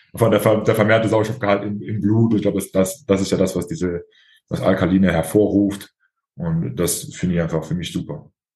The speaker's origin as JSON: {"language": "German", "country": "Germany", "said": "bei uns in Deutschland"}